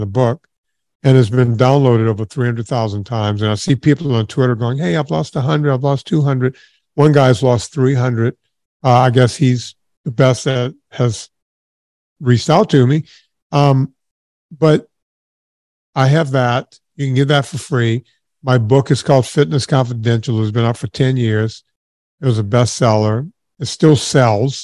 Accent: southern Louisiana, United States; I grew up in the smallest town ever in southern Louisiana

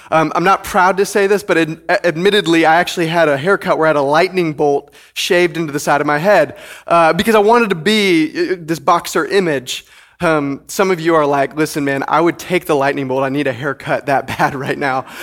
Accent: Detroit, Michigan, United States; I grew up just outside of Detroit, Michigan, and I have fond and clear memories of traipsing through snow as a child that was up to my knees.

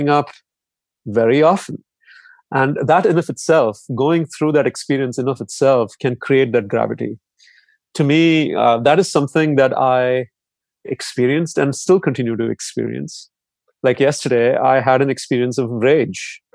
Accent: India; growing up in India

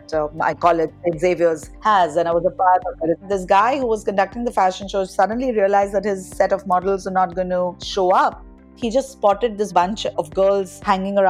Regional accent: Dhanbad, Jharkhand, India; also born or lived in Jamshedpur / Calcutta; Growing up in Dhanbad was especially beautiful because neighbors were wonderful

